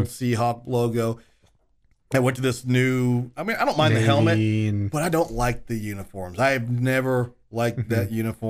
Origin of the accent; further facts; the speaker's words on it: El Paso, Texas, United States; Well, growing up in El Paso, we got the Oilers game, mm-hmm. we got the Cowboys game, obviously, and we always got the Broncos game.